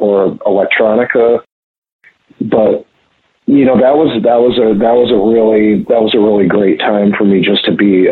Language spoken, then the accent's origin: English; near Montreal, Quebec, Canada; moved away; also born or lived in Minnesota; I grew up near Montreal